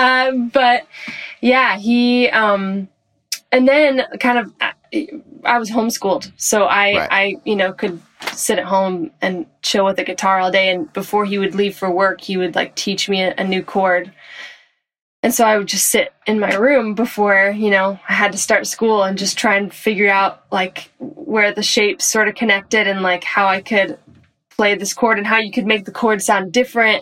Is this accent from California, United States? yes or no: yes; Orange County, California, United States; moved away as an adult; also born or lived in San Diego, California; now in Los Angeles, United States; I was born in San Diego, then we moved to Orange County, and then I live in LA now